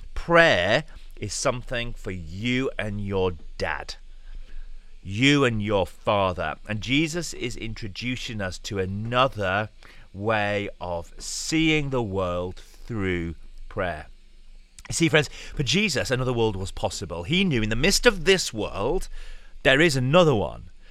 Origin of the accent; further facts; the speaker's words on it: United Kingdom; being British